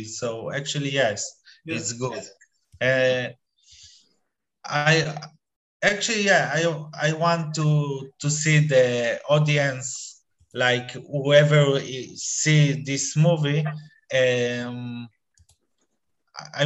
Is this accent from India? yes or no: no; Israel; suddenly I'm from Israel